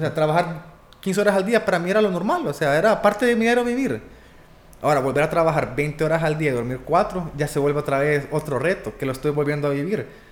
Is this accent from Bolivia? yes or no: no; Honduras; nací en Honduras